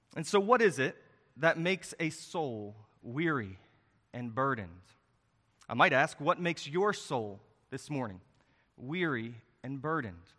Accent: Harrisonburg, Virginia, United States; the church that I grew up in in Harrisonburg, Virginia

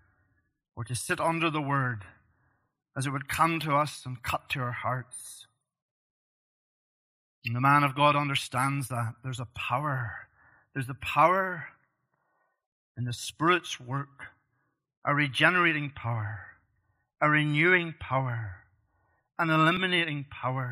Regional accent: Northern Ireland, United Kingdom; moved away; I grew up in Northern Ireland as a young man

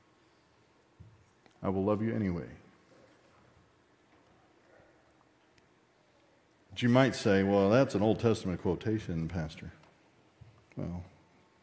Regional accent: Texas, United States; accent: Texan; I'm too Texan

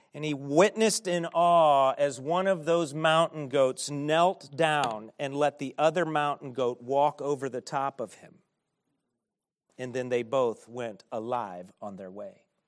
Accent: United States; as American Christians

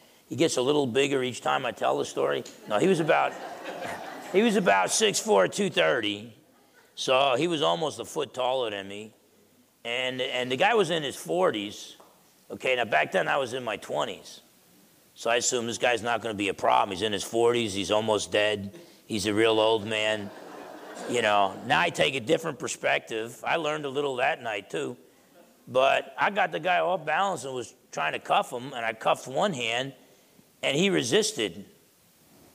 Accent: New Jersey, United States; growing up in New Jersey

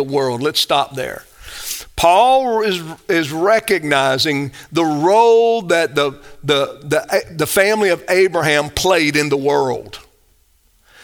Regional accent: United States; I'm an American.

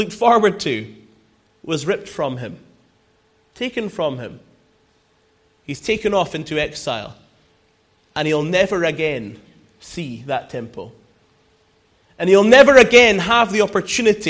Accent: Scotland, United Kingdom; She's Scottish, and I'm Scottish, but we met here

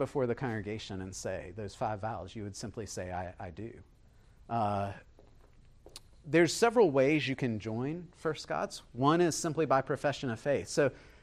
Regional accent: Beaufort, South Carolina, United States; I was raised here in Buford. I grew up about 4 miles from here

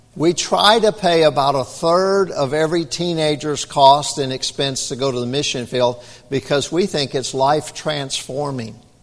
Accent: United States; We're from America

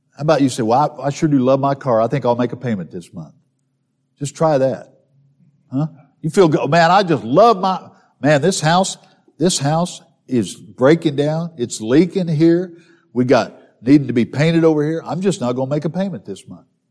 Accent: southern Missouri, United States; I grew up in southern Missouri

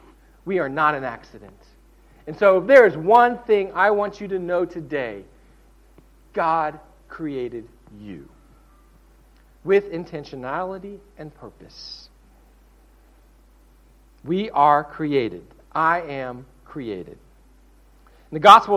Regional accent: the South, United States; I'm from the South

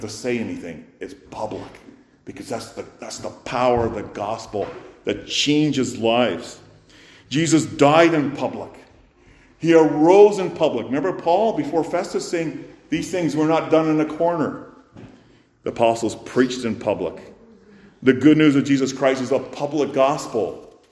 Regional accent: Canada; as Canadian citizens, of course, we observe Remembrance Day

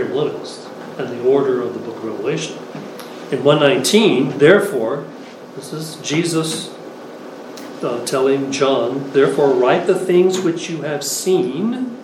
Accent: Philadelphia, Pennsylvania, United States; I come from the Philadelphia area

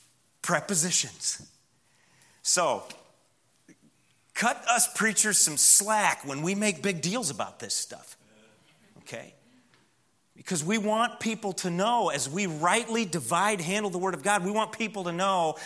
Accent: Midwest, United States; now in Southern US; I come from the Midwest where cedars are more a nuisance than anything

